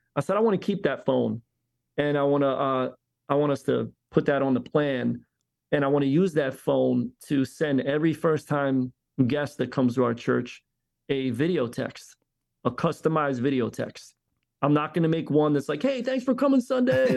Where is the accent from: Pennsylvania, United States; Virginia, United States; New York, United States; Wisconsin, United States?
Pennsylvania, United States; Philadelphia; now in Tampa, United States; I grew up in Philly, yes, in a diverse environment